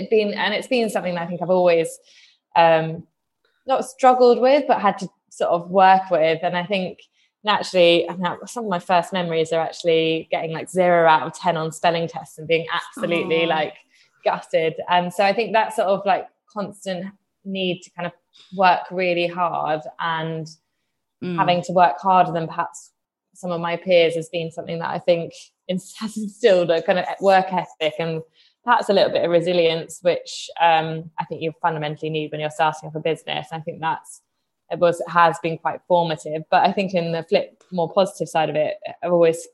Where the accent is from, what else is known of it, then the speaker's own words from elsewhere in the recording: Reading, South East England, United Kingdom; I grew up just outside London, sort of near Reading